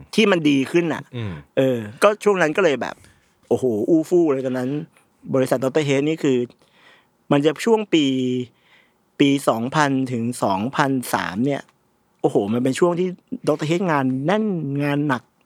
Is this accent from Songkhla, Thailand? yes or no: no; Bangkok, Thailand; ผมเกิดและเติบโตอยู่ในชุมชนที่ชุมชนวัดหนังวัดมันชื่อวัดวิจิตการนิมิตนะครับอยู่ตรงซอยจริญสิบสามวัดวิจิตการนิมิต